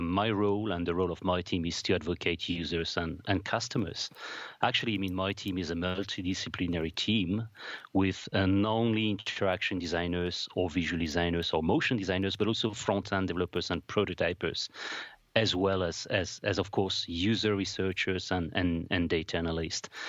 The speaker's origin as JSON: {"language": "English", "town": "Paris", "region": "Île-de-France", "country": "France", "also_born_or_lived": "Strasbourg", "moved": "as an adult", "said": "I'm, I'm from France, uh, from Paris."}